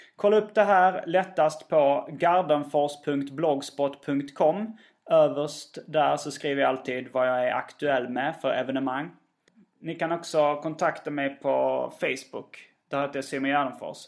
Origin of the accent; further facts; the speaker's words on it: Skåne, Sweden; som skåning